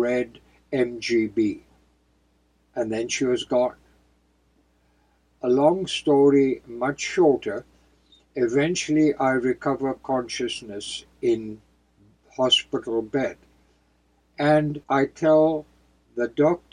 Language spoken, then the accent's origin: English; outside of Cape Town, Western Cape, South Africa; close to my hometown, outside of Cape Town